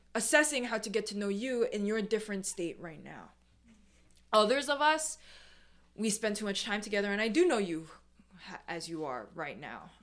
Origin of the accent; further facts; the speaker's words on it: New York City, New York, United States; I'm second gen, I'm born and raised in New York. The first thing that you'll notice about me is that I'm a New Yorker